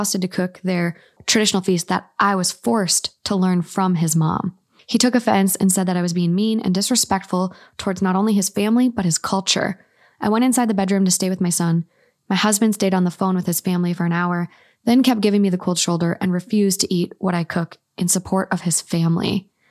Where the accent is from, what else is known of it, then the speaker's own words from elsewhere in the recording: Minnesota, United States; I'm from Minnesota.